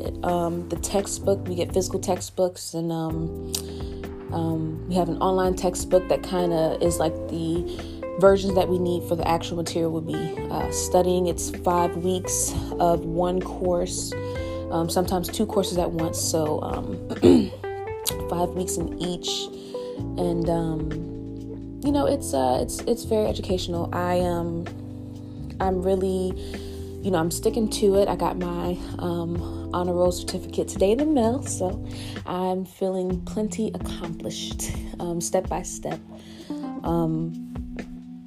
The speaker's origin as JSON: {"language": "English", "town": "Richmond", "region": "Virginia", "country": "United States", "also_born_or_lived": "Augusta, Georgia", "moved": "as an adult", "said": "my home state, Richmond, Virginia"}